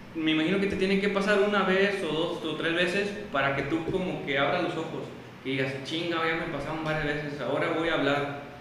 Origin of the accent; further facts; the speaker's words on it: El Naranjo, San Luis Potosí, Mexico; now in San Luis Potosí, Mexico; yo soy originario de la Huasteca Potosina y estoy viviendo actualmente aquí en, la capital